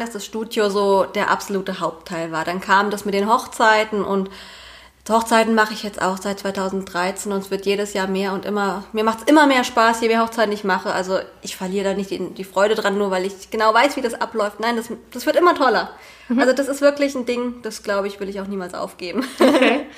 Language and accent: German; Eichelhain, Hesse, Germany; moved away as an adult; now in near Fulda, Germany; ursprünglich komme ich aus Eichelhain. Das ist ein winziges Dorf hier mitten im Vogelsberg